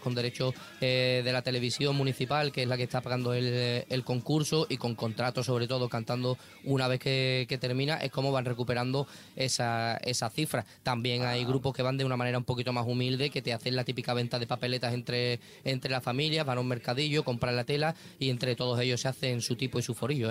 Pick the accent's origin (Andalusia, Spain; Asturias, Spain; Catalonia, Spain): Andalusia, Spain; Cádiz; mi pequeño speech como, como gaditano